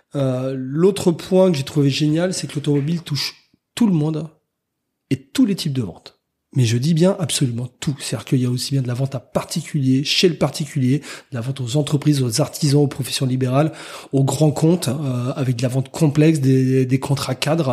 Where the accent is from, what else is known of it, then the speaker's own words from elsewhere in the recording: Rennes, Brittany, France; moved away as an adult; also born or lived in Cholet; now in Tours, France; pas natif, mais originaire, on va dire, de Rennes, puisque j'y ai passé la plupart de ma vie et notamment mes études